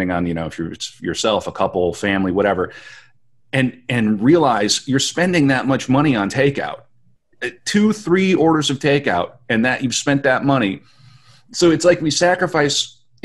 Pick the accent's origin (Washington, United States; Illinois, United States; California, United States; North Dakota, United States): North Dakota, United States; Western; I grew up in Western North Dakota.